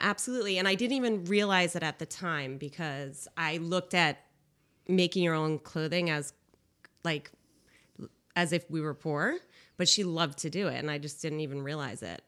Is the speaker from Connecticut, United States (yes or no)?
yes; Cheshire, Connecticut, United States; I grew up in Cheshire, and my parents, uh, brought me up in a lifestyle where it was sustainable.